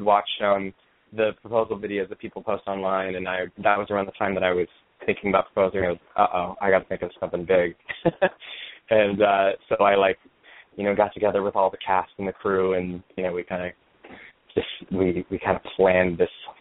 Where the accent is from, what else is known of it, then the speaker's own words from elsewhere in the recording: Aurora, Colorado, United States; moved away as an adult; also born or lived in Denver, Colorado; now in New York, United States; I grew up in Denver, in Aurora, Colorado, technically. I lived there until I graduated from college